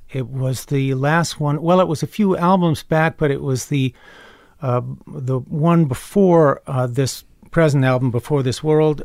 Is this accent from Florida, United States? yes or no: no; Chapel Hill, North Carolina, United States; also born or lived in Carrboro, North Carolina; I grew up in Chapel Hill, North Carolina